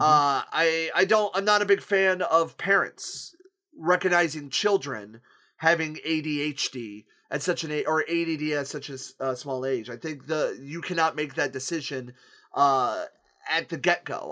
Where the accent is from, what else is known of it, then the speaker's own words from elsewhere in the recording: Akron, Ohio, United States; moved away as an adult; now in Toledo, United States; my hometown of Akron, Ohio, which, where I reside in in Toledo